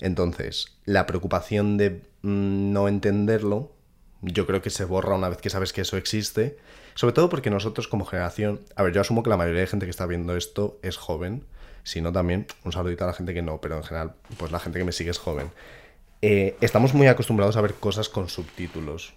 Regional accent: Madrid, Community of Madrid, Spain; yo soy de Madrid

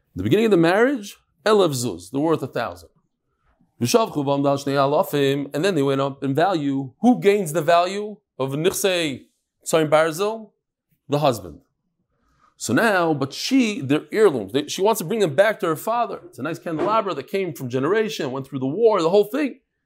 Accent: Lakewood, New Jersey, United States; I was born in Lakewood. It wasn't so big when I was born.

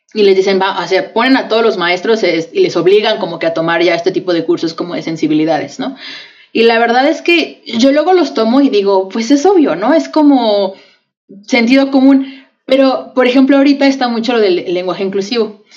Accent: Mexico; vivimos las dos en México, somos mexicanas

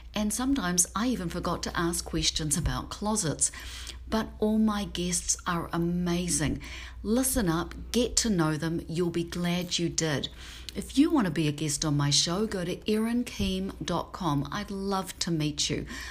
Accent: New Zealand; now in Seattle, United States; I'm a Kiwi living in Seattle

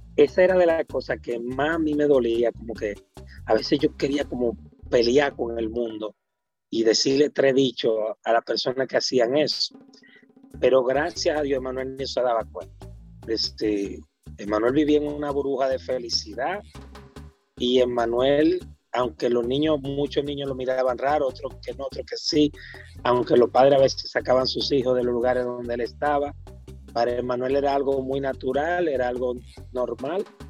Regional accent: Santo Domingo, Distrito Nacional, Dominican Republic; soy villajuanero

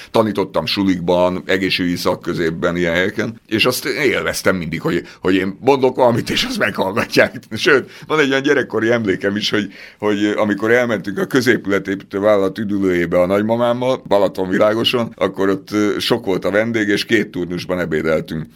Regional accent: Budapest, Hungary; én a belvárosban laktam, 5. kerület Szent István körúton nőttem föl

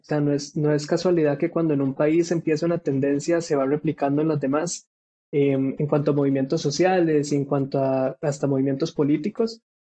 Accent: Costa Rica; de Costa Rica

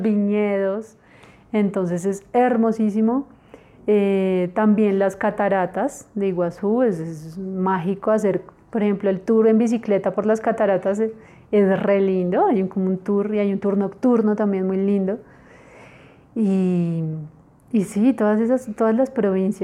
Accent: Bogotá, Colombia; nosotros como colombianos

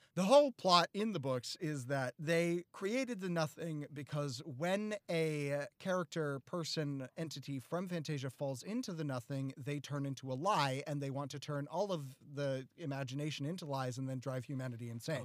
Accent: the North, United States; I growing up in the North

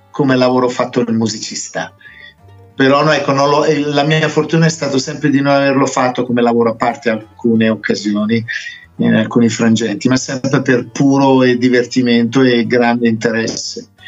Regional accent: Italy; also born or lived in England; mia mamma era roma- romana, e mio padre è inglese come me, io sono nato in Inghilterra, sono, sono arrivato in Italia che avevo solo 5 anni e, e, poi sono approdato a Brescia

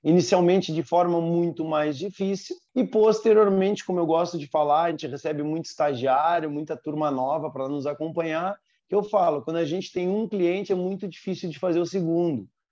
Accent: Porto Alegre, Rio Grande do Sul, Brazil; nasci em Porto Alegre, na metrópole, na cidade. Fui criado, eh, digamos, jogando bolita no carpete bem esse o termo, fui criado dentro de cidade

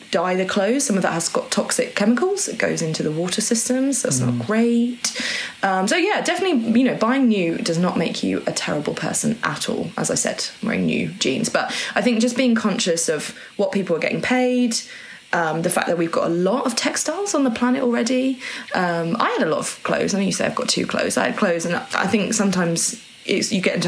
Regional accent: Norwich, East of England, United Kingdom; I grew up in Norwich

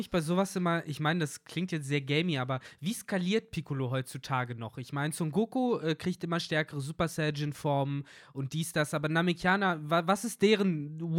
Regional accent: Germany; Bei uns in Deutschland

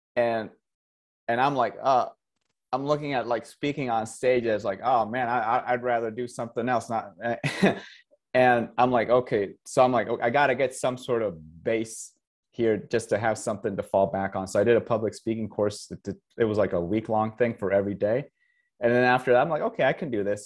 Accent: Costa Rica; first language Spanish; English is a second language; moved away as an adult; also born or lived in Canada / Michigan / Los Angeles / Southern Utah; now in Utah, United States; I grew up in Costa Rica.

